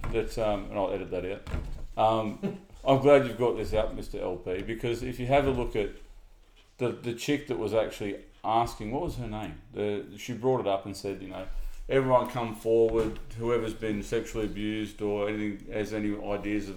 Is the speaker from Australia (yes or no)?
yes; Australia; as an Australian person, an Australian citizen